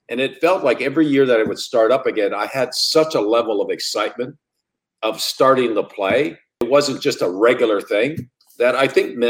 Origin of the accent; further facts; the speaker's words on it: Sudbury, Ontario, Canada; moved away as an adult; my hometown, the Sudbury Wolves